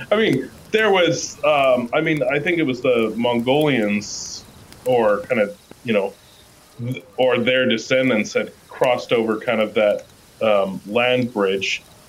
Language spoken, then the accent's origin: English; United Kingdom; No, because I'm British.